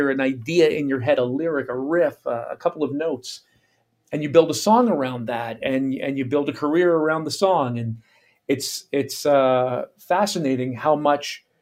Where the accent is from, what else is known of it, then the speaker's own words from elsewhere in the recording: Canada; moved away as an adult; also born or lived in United States / Caribbean; my career has taken me from my home country, Canada, into the U.S., and then into the Caribbean for a couple of years, and then back to Canada, where I'm currently based.